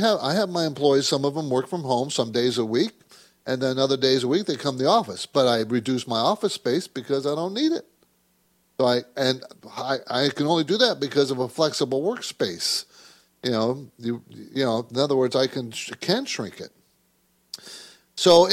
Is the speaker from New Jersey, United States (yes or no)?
no; San Diego, California, United States; My dad was in the Navy, so I grew up in San Diego